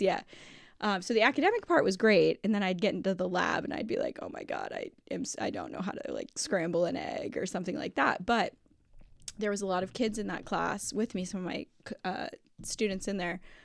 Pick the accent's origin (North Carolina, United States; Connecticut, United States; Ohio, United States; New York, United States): Ohio, United States; Toledo; I grew up in Toledo